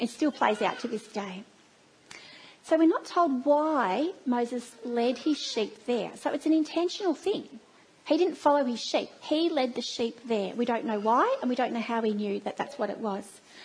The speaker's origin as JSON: {"language": "English", "country": "Australia", "accent": "Australian twang", "said": "It's a very Australian twang"}